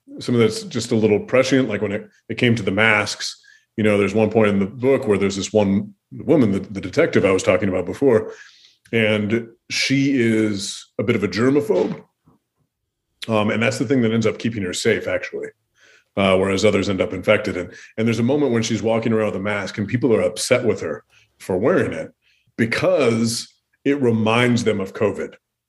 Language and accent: English; Pacific Northwest, United States; now in Minnesota, United States; I grew up in the Pacific Northwest, that I traveled to the Pacific Northwest recently. So that sort of stuff is already there. And just the Pacific Northwest looms in my mind because that's the stage of my childhood.